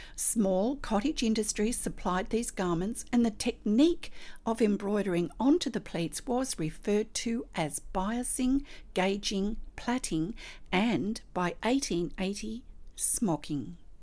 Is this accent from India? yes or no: no; Australia; I'm an Australian textile artist